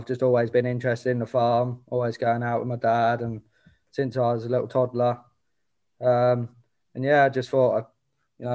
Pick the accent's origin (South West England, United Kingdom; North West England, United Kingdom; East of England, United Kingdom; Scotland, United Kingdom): East of England, United Kingdom; Hertfordshire; I'm from Hertfordshire